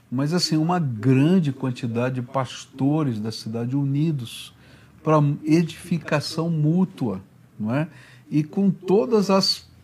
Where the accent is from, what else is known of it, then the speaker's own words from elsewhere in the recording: São Paulo, Brazil; É, eu vim de São Paulo